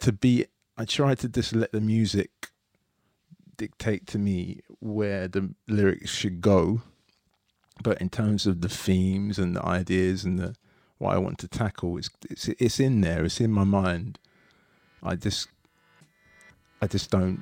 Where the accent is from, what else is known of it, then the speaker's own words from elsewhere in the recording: London, United Kingdom; I grew up in Tooting, South London